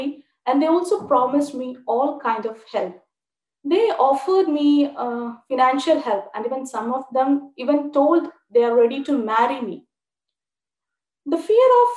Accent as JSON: {"language": "English", "town": "Thrissur", "region": "Kerala", "country": "India", "said": "I'm from Thrissur, Kerala. I too was born into an Orthodox Brahmin family"}